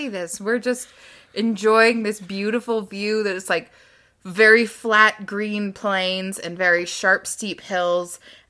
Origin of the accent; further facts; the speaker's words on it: Louisiana, United States; most buildings, palaces, huts that are in a book are vaguely based off the layout of the house we grew up in Louisiana.